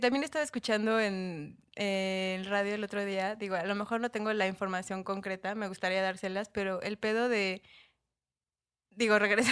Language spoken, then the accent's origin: Spanish; Mexico; yo era como mexa.